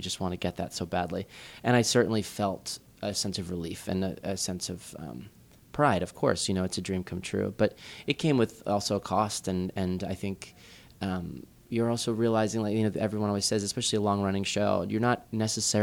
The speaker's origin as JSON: {"language": "English", "region": "New Jersey", "country": "United States", "tie": "born or raised there", "also_born_or_lived": "Los Angeles / Chicago", "moved": "as an adult", "lives_now": "New York, United States", "said": "I grew up in New Jersey"}